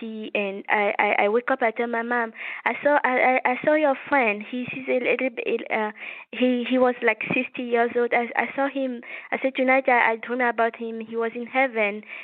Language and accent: English; Togo; now in United States; I was born in West Africa, in a small country called Togo. Which is a French-speaking country. So I was raised by my mom.